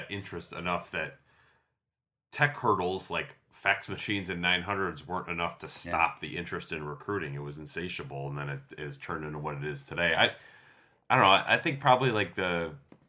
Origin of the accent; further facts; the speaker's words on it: Michigan, United States; I grew up in Michigan